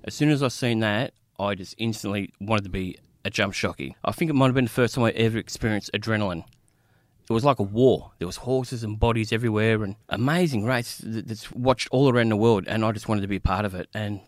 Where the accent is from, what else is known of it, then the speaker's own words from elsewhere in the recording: Braybrook, Victoria, Australia; As kids growing up in Braybrook, all you wanted to do was either be an athlete or a criminal.